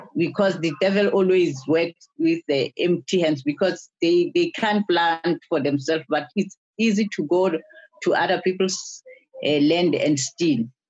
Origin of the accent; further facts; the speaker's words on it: Bambayi, KwaZulu-Natal, South Africa; I'm from Bombay. Bombay is a is a uh, squatter